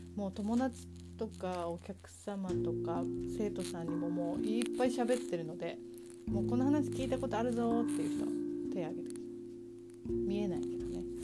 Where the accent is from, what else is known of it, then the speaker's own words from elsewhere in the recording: Tokyo, Japan; moved away as an adult; also born or lived in Ashina, Yokosuka, Kanagawa; now in Yokosuka, Japan; 東京育ちだった私がですね、え今の葉山の先の芦名というところになぜ移住したか